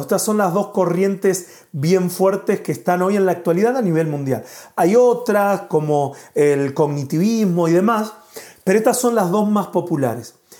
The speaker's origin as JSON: {"language": "Spanish", "country": "Argentina", "moved": "as an adult", "lives_now": "Spain", "said": "somos de Argentina, pero hace un año y cinco meses que estamos viviendo acá en España"}